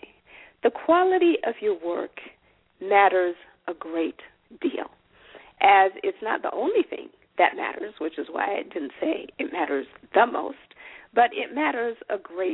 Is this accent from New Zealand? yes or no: no; Zimbabwe; moved away; I'm an African woman at that, because I am from Zimbabwe, and I'm therefore a, I come from a different culture